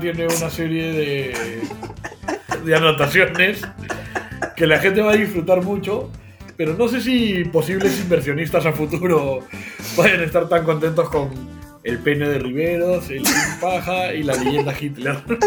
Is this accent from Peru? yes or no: yes; Peru